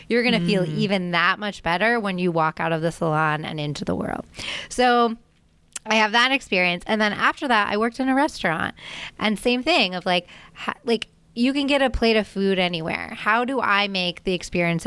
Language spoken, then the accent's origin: English; Annapolis, Maryland, United States; I grew up in Annapolis, Maryland